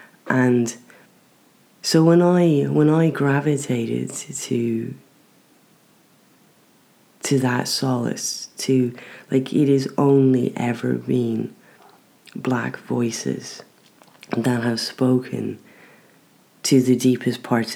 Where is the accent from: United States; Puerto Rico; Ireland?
Ireland; moved away; I don't have a problem with being Irish